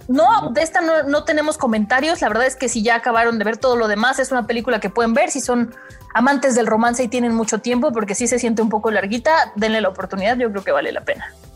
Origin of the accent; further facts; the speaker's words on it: Mexico; a nosotros como mexicanos